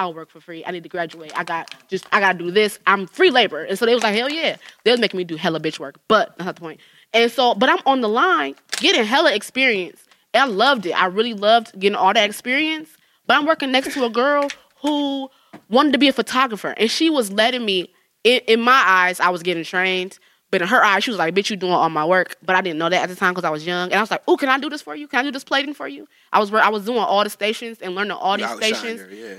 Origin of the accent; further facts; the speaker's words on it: Jamaica; Like, I'm Jamaican.